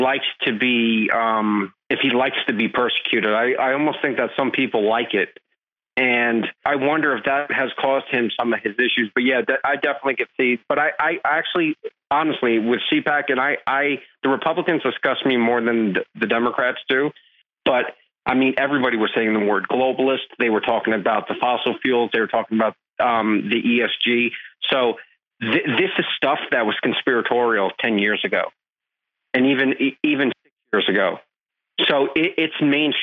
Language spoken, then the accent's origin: English; New Jersey, United States; growing up in New Jersey